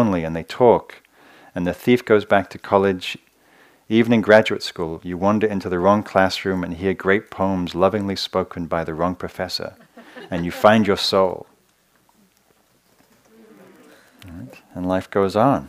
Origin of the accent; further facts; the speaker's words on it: England, United Kingdom; moved away; I come from England, this like incredibly quirky culture